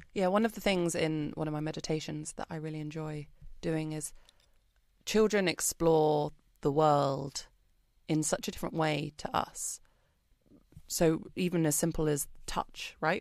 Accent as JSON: {"language": "English", "country": "United Kingdom", "moved": "as an adult", "lives_now": "Singapore", "said": "I'm British, if you can't tell from my accent"}